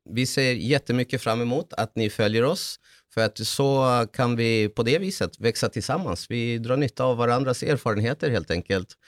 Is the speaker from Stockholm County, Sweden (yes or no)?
yes; Salem, Stockholm County, Sweden; also born or lived in Chile; Eh, jag är född i Chile men har bott 43 år, eh, ganska exakt, i Sverige. Och eh, för, ja, uppvuxen mm. i Salem.